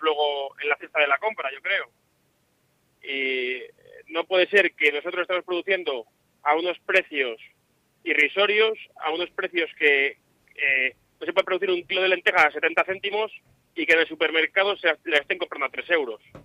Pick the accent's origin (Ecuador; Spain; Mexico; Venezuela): Spain; Castromonte, Castile and León; De Castromonte